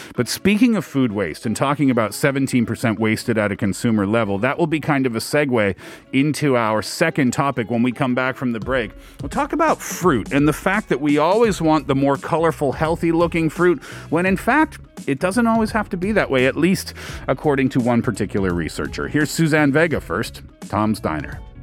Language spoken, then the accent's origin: English; Canada; now in South Korea; I'm Canadian